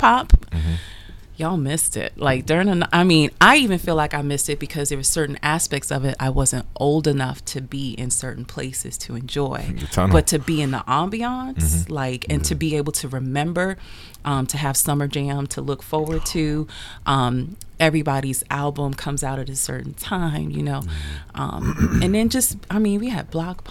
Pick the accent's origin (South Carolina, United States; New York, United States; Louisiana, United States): New York, United States; New York City; I grew up in Queens, New York in the 80s